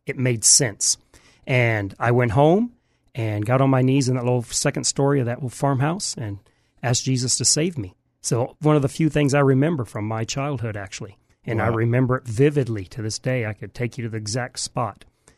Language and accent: English; Houston, Texas, United States; born there; also born or lived in Michigan; So I was born in Houston, but I'm not from pretty much anywhere. Until I was about 40, I never lived in the same house more than about 6 months. Wow. So we moved from Michigan to Houston and back every 6 months.